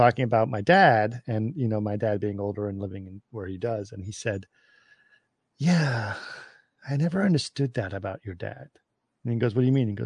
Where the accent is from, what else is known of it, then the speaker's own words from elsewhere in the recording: Cairo, Cairo Governorate, Egypt; when I was growing up in Cairo